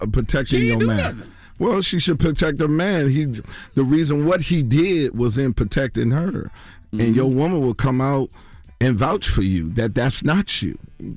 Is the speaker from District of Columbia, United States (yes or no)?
yes; Washington, District of Columbia, United States; My hometown, Washington, D.C.